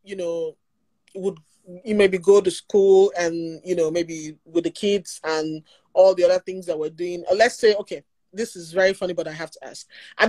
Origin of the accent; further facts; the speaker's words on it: Imo, Nigeria; now in United States; I grew up in Nigeria, okay? I grew up in Imo State. That's Igbo land.